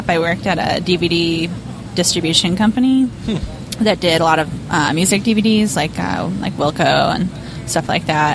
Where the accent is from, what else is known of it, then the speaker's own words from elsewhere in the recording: Chicago, Illinois, United States; moved away as an adult; also born or lived in San Francisco; now in New York, United States; I grew up in Chicago